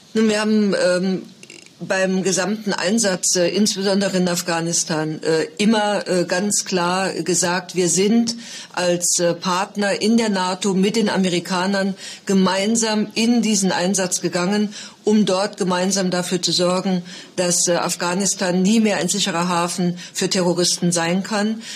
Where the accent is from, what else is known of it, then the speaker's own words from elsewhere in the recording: Saarland, Germany; als Saarländerin